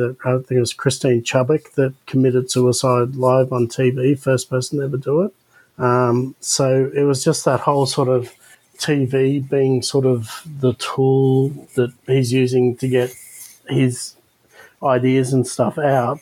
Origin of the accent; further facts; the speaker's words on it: Australia; as an Australian